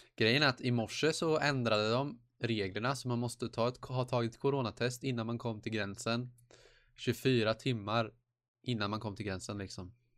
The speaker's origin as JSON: {"language": "Swedish", "region": "Småland", "country": "Sweden", "said": "Jag är smålänning själv"}